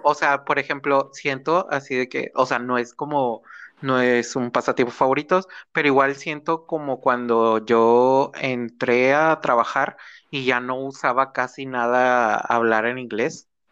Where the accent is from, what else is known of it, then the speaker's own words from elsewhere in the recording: Nuevo León, Mexico; de donde somos, o bueno, de Nuevo León